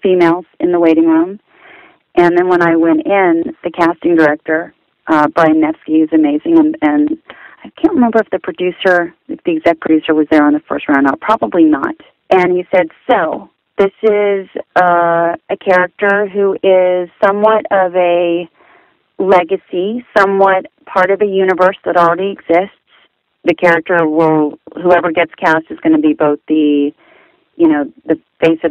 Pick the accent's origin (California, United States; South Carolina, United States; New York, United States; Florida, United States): California, United States; Southern; growing up in Southern California